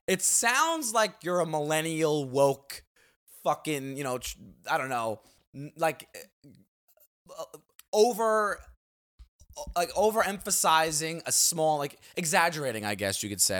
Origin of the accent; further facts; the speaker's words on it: New York City, New York, United States; growing up in Staten Island